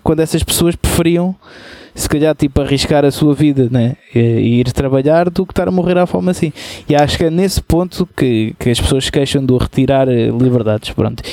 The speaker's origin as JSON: {"language": "Portuguese", "country": "Portugal", "said": "somos portugueses"}